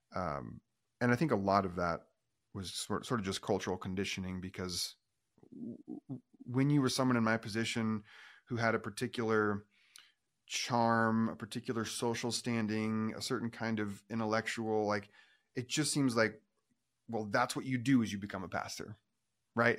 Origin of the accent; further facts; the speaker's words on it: Oregon, United States; I grew up in Oregon